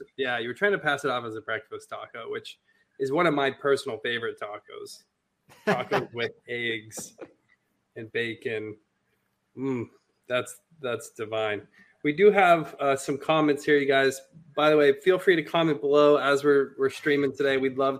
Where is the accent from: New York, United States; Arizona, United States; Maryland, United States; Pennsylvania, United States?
Arizona, United States; now in Oregon, United States; I grew up in Arizona. So again, Arizona, right there, right next to the border.